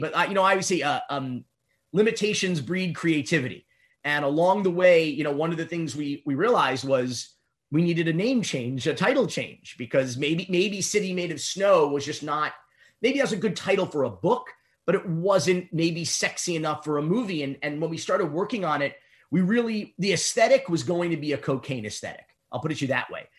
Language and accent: English; Miami, Florida, United States; born or raised there; also born or lived in Fort Myers, Florida